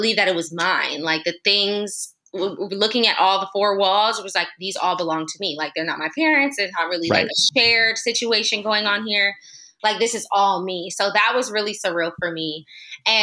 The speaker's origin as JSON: {"language": "English", "area": "Los Angeles area", "region": "California", "country": "United States", "tie": "born or raised there", "also_born_or_lived": "Oakland", "said": "I moved from Oakland back home to move in with my parents to save."}